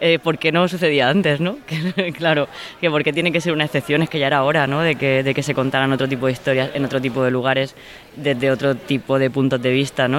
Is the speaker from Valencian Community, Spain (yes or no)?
yes; Orihuela, Valencian Community, Spain; moved away; mi pueblo, en Orihuela, en la Vega Baja del Segura.